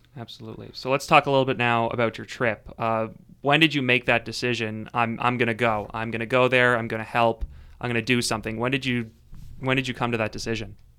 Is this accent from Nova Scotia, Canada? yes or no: yes; Sydney, Nova Scotia, Canada; in my hometown of Sydney